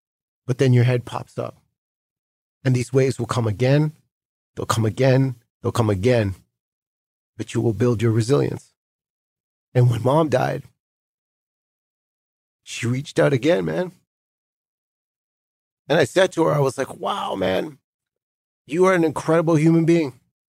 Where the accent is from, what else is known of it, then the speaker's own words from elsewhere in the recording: Delta, British Columbia, Canada; Like, we grew up in Delta, British Columbia. I came home.